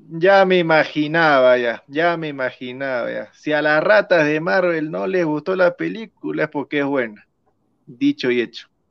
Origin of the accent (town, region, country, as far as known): Tacna, Peru